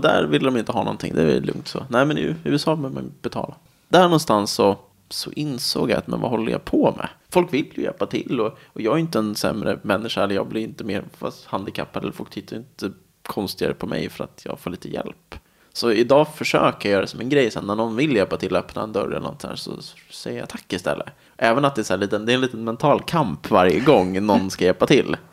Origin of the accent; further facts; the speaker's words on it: Nacka, Stockholm County, Sweden; now in Täby, Sweden; sen flyttade vi till ett radhus i Nacka. Och där är jag väl uppvuxen egentligen